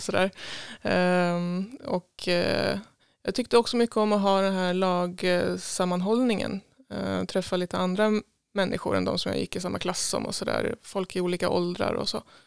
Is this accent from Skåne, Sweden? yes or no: no; Tidaholm, Västra Götaland, Sweden; moved away as an adult; now in Stockholm, Sweden; jag är född här i Tidaholm ehm, och bodde på Enebacken ehm, egentligen ända tills jag började på gymnasiet